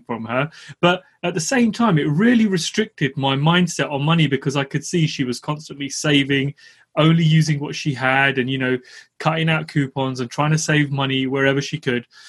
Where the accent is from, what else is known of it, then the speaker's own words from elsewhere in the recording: London, United Kingdom; I grew up in East London